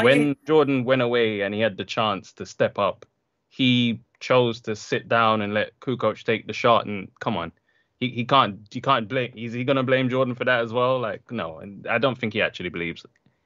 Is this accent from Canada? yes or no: no; London, United Kingdom; also born or lived in Jamaica; because I grew up in London and Jamaica.